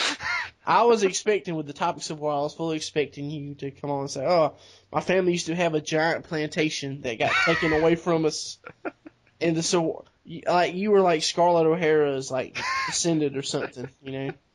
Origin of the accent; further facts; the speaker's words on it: the South, United States; we're from the South